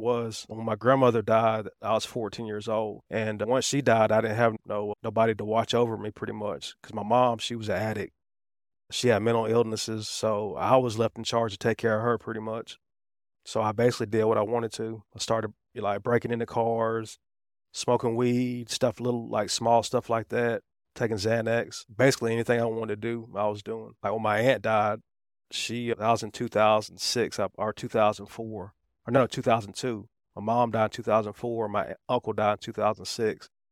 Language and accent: English; Riverdale, Georgia, United States; also born or lived in Atlanta, Georgia / East Point, Georgia; I was raised in Riverdale, which is right below